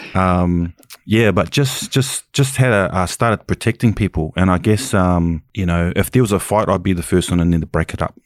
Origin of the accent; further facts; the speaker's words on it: Auckland, New Zealand; I'm from Kelson, West Auckland